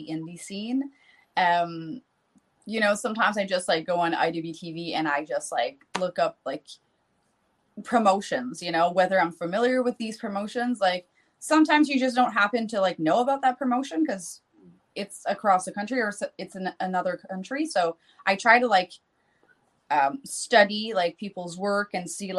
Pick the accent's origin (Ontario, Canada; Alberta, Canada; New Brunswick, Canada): New Brunswick, Canada; accent: Canadian French; first language French; English is a second language; I moved to the big city of my area because I'm from a small town